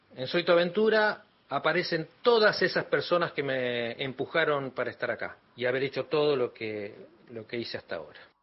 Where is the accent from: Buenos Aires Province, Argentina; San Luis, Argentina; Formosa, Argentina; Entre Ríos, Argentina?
Buenos Aires Province, Argentina; 9 de Julio; moved away as an adult; now in Buenos Aires, Argentina; cuando me fui de mi ciudad, yo soy de 9 de julio, cuando me fui para estudiar cine acá en Buenos Aires